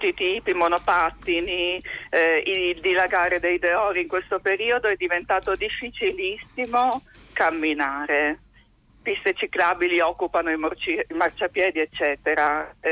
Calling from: Bologna, Emilia-Romagna, Italy; Siamo da Bologna, che è una città dove moltissimi girano in bicicletta

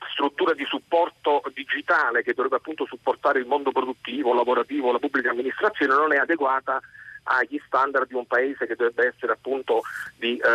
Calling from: Bologna, Emilia-Romagna, Italy; siamo da Bologna.

